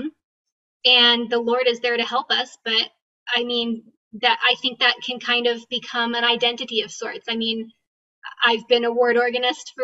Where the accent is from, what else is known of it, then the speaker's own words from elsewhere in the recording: California, United States; moved away as an adult; also born or lived in Utah County, Utah; now in Utah, United States; I grew up in California